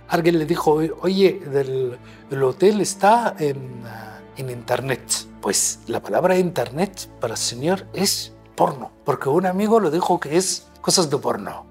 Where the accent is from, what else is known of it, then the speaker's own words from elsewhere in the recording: Nubia, Egypt; Spanish is a second language; moved away as an adult; also born or lived in Cairo, Egypt; now in Spain; soy nubio, soy español, soy europeo.